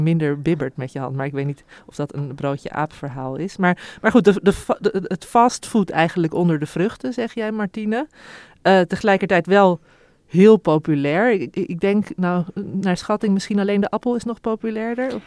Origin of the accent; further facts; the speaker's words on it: Heemstede, North Holland, Netherlands; ik ben opgegroeid in Heem-, in Heemstede